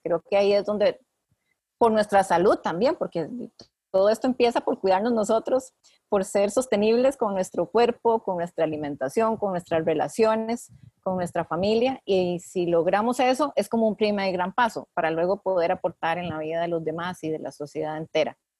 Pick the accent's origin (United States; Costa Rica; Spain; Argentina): Costa Rica; mujeres nacidas y criadas en Costa Rica